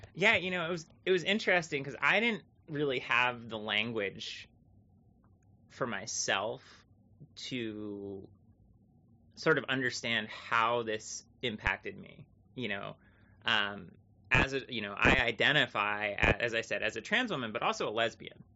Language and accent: English; Thetford Center, Vermont, United States; growing up in Vermont was simultaneously like wonderful and awesome